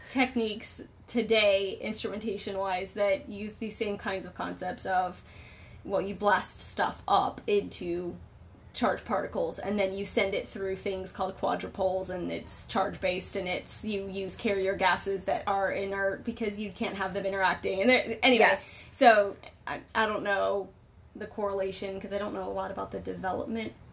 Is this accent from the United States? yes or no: yes; San Francisco, California, United States; Like I'm from the Bay Area. I'm from San Francisco, but probably you're from like 40 minutes north of San